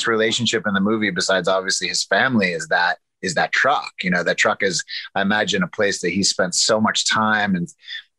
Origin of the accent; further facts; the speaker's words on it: Arkansas, United States; moved away; also born or lived in New York City; I come from the South. I come from Arkansas